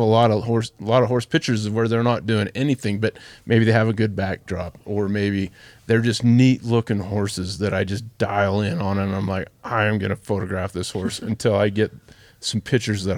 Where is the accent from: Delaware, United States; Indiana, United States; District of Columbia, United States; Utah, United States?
Utah, United States; Ogden; I grew up in Ogden, inner Ogden